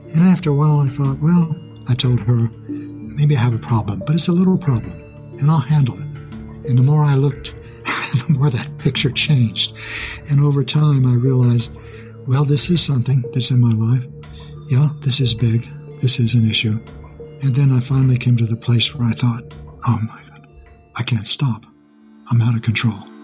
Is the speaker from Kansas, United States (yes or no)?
yes; Kansas, United States; also born or lived in Texas; Kansas is where we moved when I was young.